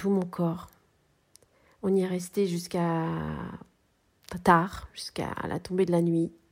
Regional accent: Cholet, Pays de la Loire, France; born there; now in Clisson, France; je suis née à Cholet. J'habite à Clisson depuis 19 ans et je suis artiste textile.

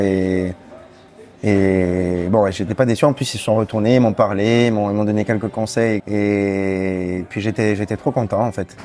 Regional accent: Bastia, Corsica, France; Je viens de Bastia. Je suis né à Bastia

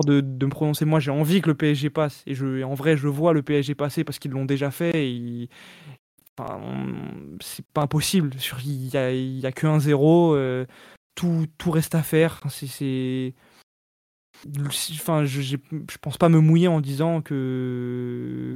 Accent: Île-de-France, France; also born or lived in Paris; je suis né à Paris, j'ai grandi en Ile-de-France

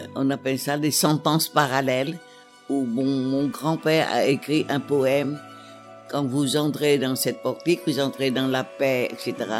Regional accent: Hue, Thua Thien Hue, Vietnam; moved away; on arrivera à Hue, ma ville natale.

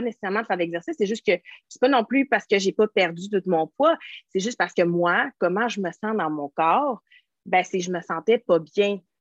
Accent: Quebec, Canada; moi, je suis québécoise

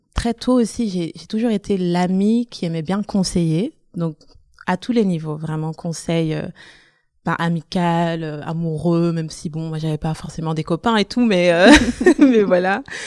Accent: Brussels, Brussels-Capital Region, Belgium; also born or lived in Antwerp / Flanders; j'ai grandi à Bruxelles, dans le nord de Bruxelles.

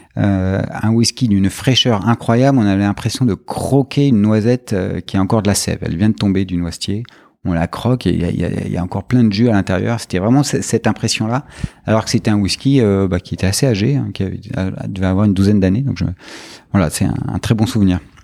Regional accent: France; en tant que Français, on est souvent entouré de, de, vins et de spiritueux dans nos familles

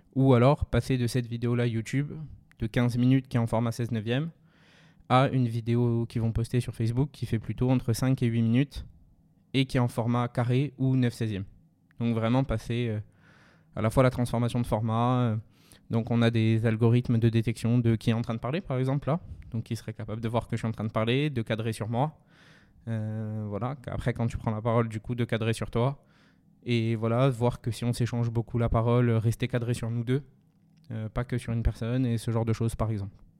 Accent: Ajaccio, Corsica, France; moved away as an adult; also born or lived in Paris; je suis né à Ajaccio, j'ai fait ma scolarité à Ajaccio jusqu'à la prépa.

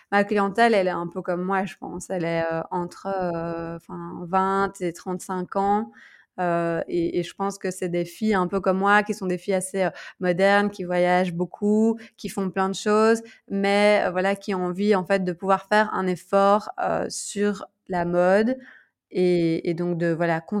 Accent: Belgium; moved away as an adult; also born or lived in Bangkok, Thailand; il y a deux ans, quand moi je suis partie de la Belgique, et puis là, quand je suis rentrée

